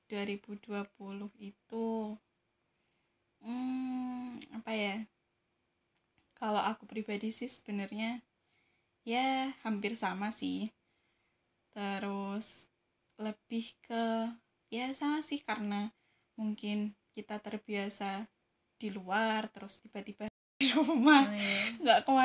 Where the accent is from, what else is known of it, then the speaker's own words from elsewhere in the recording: Ngawi, East Java, Indonesia; now in Semarang, Indonesia; memutuskan untuk pulang ke tempat asalku di Ngawi gitu